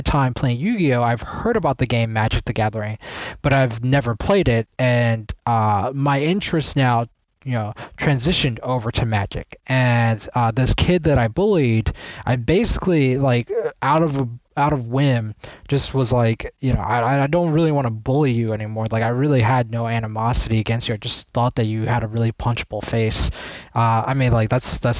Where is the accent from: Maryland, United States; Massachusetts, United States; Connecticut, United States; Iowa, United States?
Maryland, United States; also born or lived in Washington, D.C. / Prince George's County, Maryland / Howard County, Maryland; I'm from the DMV area, so I was born in D.C. and I was raised mostly in Maryland